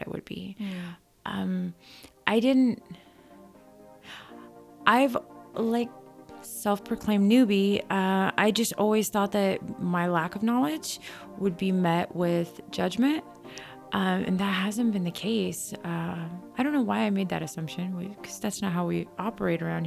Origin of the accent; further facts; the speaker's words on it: United States; I grew up in the United States. I got my education here. And when I say education, I mean like elementary school, middle school, and high school